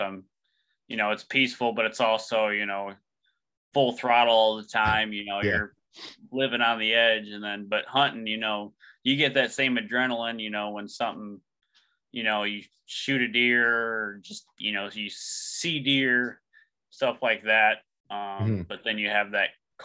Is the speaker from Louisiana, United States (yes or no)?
no; Michigan, United States; from Michigan, born and raised.